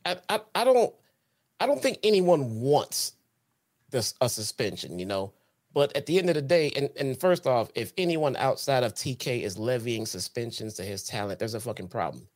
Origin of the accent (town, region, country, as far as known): Chicago, Illinois, United States